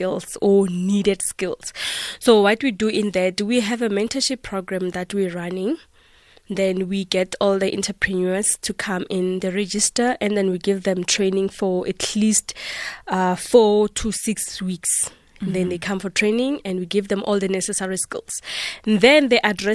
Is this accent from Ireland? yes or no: no; South Africa; I am a South African